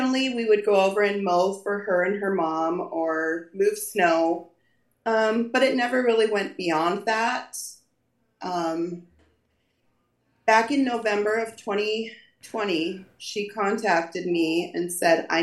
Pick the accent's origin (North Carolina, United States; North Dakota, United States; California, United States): North Dakota, United States; Born and raised in North Dakota, lived here my whole life.